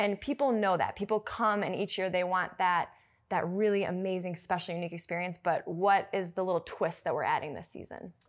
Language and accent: English; Minneapolis, Minnesota, United States; moved away